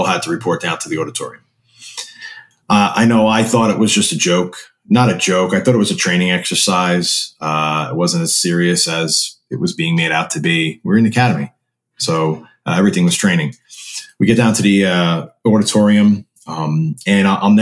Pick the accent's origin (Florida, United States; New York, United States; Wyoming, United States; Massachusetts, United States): New York, United States; I grew up in New York my whole life